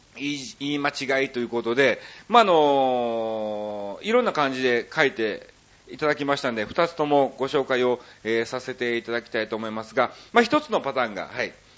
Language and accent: Japanese; Kansai, Japan; accent: Kansai dialect; 僕関西人でしょ